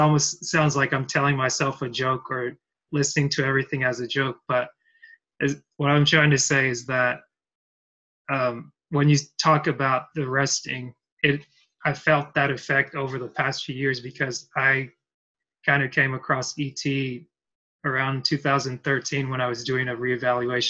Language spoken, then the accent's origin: English; Dalton, Georgia, United States; also born or lived in Cameroon; I'm from Georgia. Well, originally from Cameroon, but I've spent most of my life growing up here in Dalton, Georgia